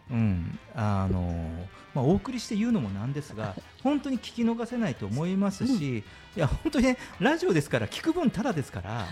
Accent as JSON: {"language": "Japanese", "region": "Kyushu", "country": "Japan", "tie": "born or raised there", "said": "僕はあの九州の田舎の方で育った"}